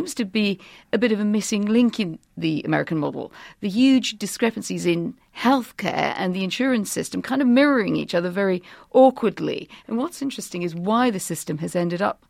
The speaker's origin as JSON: {"language": "English", "country": "United Kingdom"}